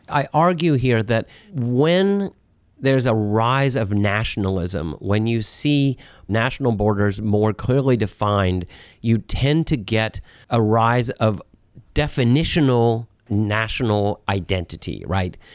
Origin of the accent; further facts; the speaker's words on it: Atlanta, Georgia, United States; now in Washington, United States; my parents are New Yorkers, um, but, uh, they moved to Atlanta when I was just two years old. I really do think of myself as an Atlantan